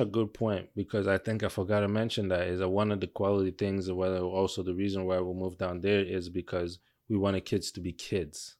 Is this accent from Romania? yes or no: no; Mississauga, Ontario, Canada; moved away as an adult; also born or lived in Toronto; now in Manitoba, Canada; we were growing up in Mississauga